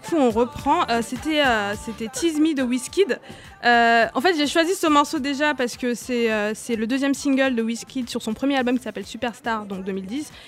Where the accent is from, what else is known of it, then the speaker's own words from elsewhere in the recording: Douala, Littoral, Cameroon; moved away; j'ai grandi à Douala